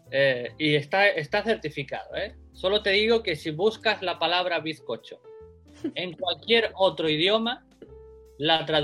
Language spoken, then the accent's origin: Spanish; Spain; now in Tokyo, Japan; Pues nada, yo eh, soy un español que vive aquí en Tokio. Llegué hace tres años a Japón